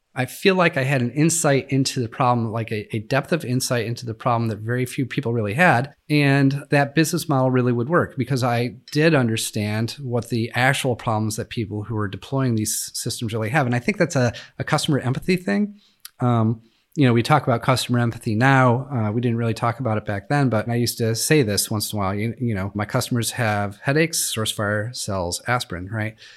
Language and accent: English; Western New York, United States; I grew up in Western New York